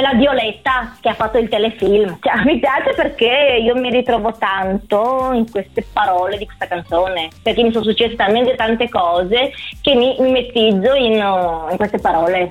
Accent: Romania; now in Treviso, Italy; sono rumena, avendo comunque la cittadinanza italiana

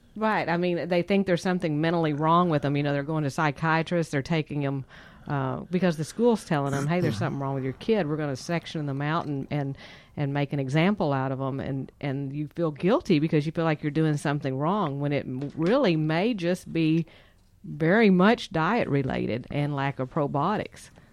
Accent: Texas, United States; we are from Texas

